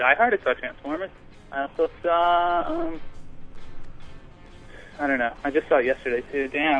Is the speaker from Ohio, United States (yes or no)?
no; Poughkeepsie, New York, United States; I'm from Poughkeepsie, and I think I represent the town enough that I can claim that name